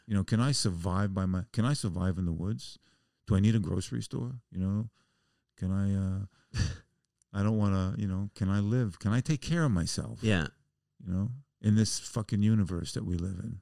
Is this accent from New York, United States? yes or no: yes; New York City, New York, United States; moved away as an adult; also born or lived in Oregon; I'm a Jew from the Bronx